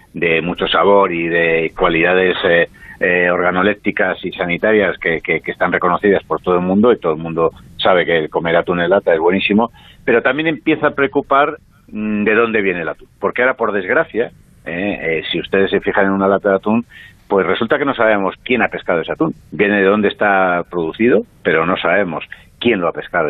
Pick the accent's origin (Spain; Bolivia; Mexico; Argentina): Spain; como españoles en concreto y como europeos